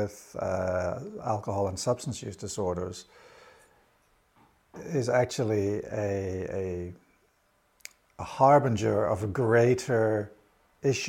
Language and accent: English; Ireland; I'm Irish